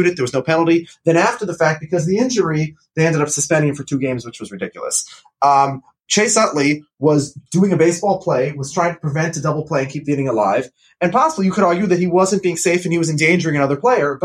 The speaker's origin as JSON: {"language": "English", "region": "Minnesota", "country": "United States", "said": "I'm a Minnesotan"}